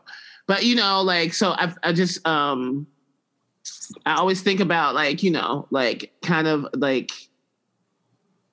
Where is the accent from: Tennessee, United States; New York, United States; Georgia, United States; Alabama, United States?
Alabama, United States; moved away; also born or lived in California; my home state